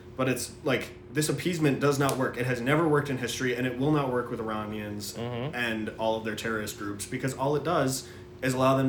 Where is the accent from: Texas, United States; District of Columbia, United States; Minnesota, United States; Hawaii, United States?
Minnesota, United States; go on a stabbing spree at the mall in my hometown. Thankfully, because it's Minnesota